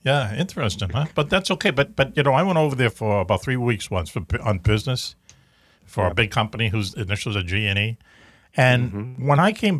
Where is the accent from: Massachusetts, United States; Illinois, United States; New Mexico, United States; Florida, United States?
Massachusetts, United States; accent: Massachusetts